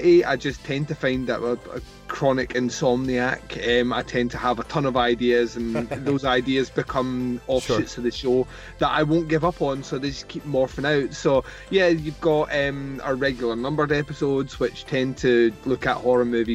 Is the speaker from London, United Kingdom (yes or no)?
no; Scotland, United Kingdom; I'm from Scotland